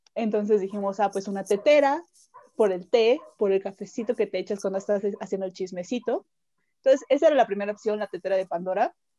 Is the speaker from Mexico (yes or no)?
yes; Veracruz, Mexico; now in Mexico City, Mexico; yo soy de Veracruz, pero vivo en México, entonces yo ya soy más chilanga